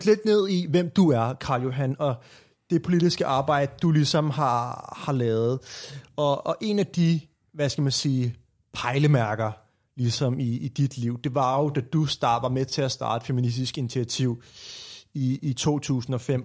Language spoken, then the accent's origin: Danish; Copenhagen, Capital Region of Denmark, Denmark; hvor jeg kommer fra København, opfødt og op i København